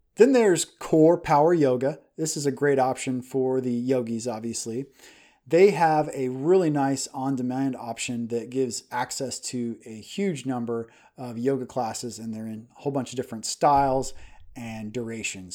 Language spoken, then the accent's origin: English; Kansas, United States; moved away as an adult; also born or lived in Hong Kong; now in Dallas, United States; We are from Kansas and we moved into Texas. We're in the Dallas, Texas area now.